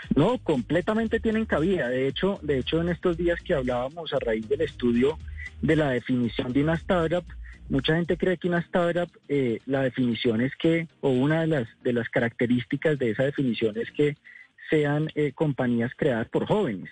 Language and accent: Spanish; Colombia; como, como colombianos